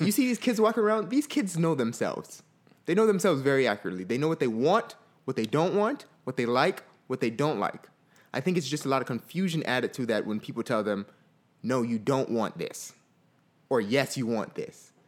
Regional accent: Fort Lauderdale, Florida, United States; I grew up in Fort Lauderdale, Florida

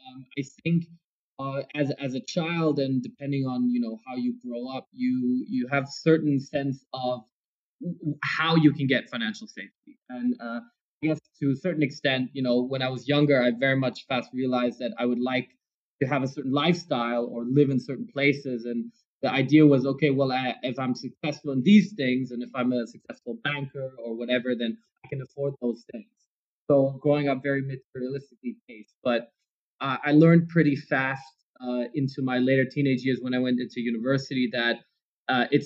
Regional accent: South Korea; English is a second language; also born or lived in Frankfurt, Germany; I was born in Frankfurt, and then we moved to South Korea pretty soon after that. So I guess Frankfurt was very temporarily there. So I wouldn't consider myself I lived in Germany. I was just born there.

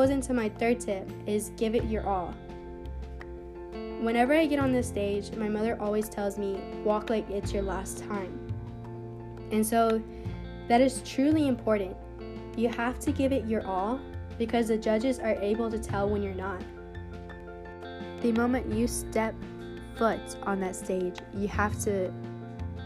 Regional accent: Kansas City, Kansas, United States; I am 17 years old, and I'm from Kansas City, Kansas.

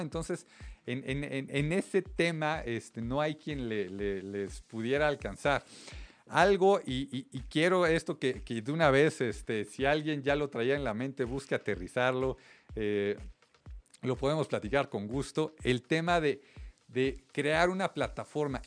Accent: Mexico

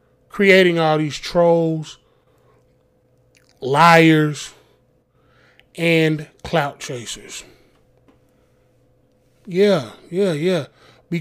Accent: the South, United States; I grew up in the South

